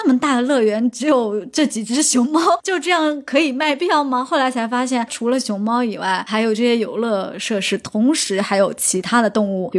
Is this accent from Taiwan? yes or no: no; China; 尤其我们中国人，